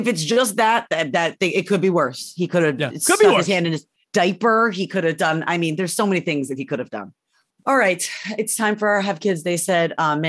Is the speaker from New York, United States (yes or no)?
yes; Syracuse, New York, United States; I grew up in Syracuse.